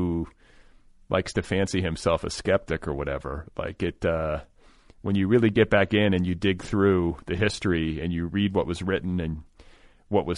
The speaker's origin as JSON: {"language": "English", "region": "Indiana", "country": "United States", "tie": "born or raised there"}